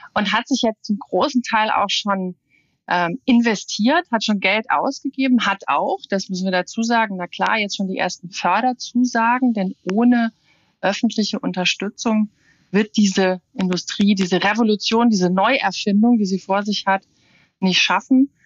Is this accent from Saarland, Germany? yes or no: yes; Saarland, Germany; Meine Heimat, das Saarland